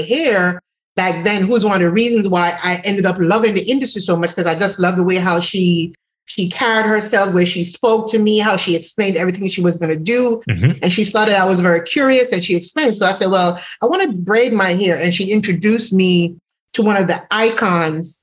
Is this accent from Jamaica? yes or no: yes; Jamaica; moved away; if no one recognizes from my accent, I'm originally from Jamaica